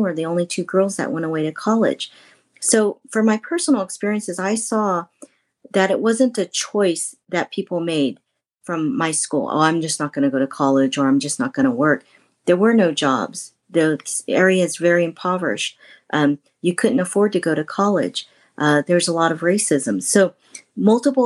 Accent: north of Sacramento, Northern California, United States; I'm from Northern California, north of Sacramento

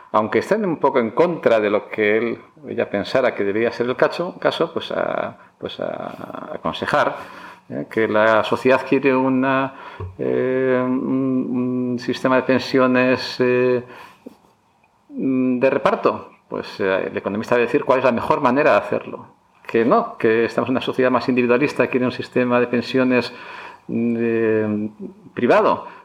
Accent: Barakaldo, Basque Country, Spain; born there; also born or lived in United States; now in Madrid, Spain; Soy nacido en Baracaldo, vasco de padres gallegos, padres inmigrantes.

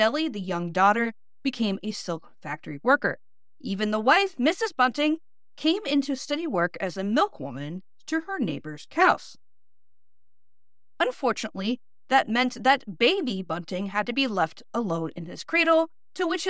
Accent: Northeast Ohio, United States; accent: flat Midwestern, Northeast Ohio; my Northeast Ohio accent

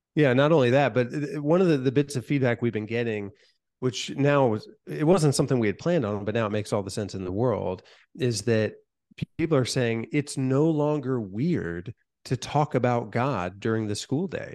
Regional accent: Van Wert, Ohio, United States; my hometown of Van Wert, Ohio

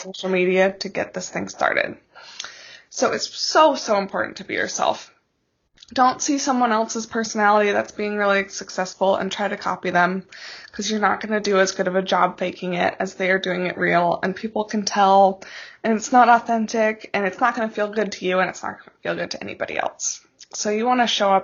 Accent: Alaska, United States; My husband and I grew up in Alaska

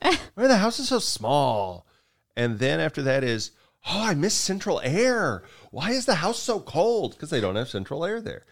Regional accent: United States; also born or lived in Japan; as an American, I'm used to looking up stuff and, and seeing it in feet

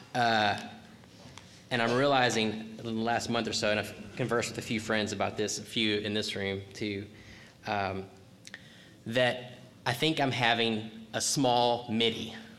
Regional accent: Texas, United States; I'm from Texas

